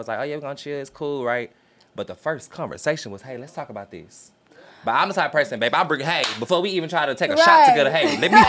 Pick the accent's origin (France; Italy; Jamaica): Jamaica; I'm Jamaican, so the reason why I'm asking the question is because like, bitch, I really got questions to ask.